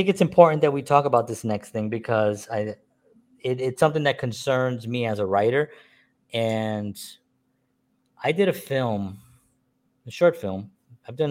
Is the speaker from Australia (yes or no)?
no; New York City, New York, United States; I'm a Puerto Rican man born and raised in the South Bronx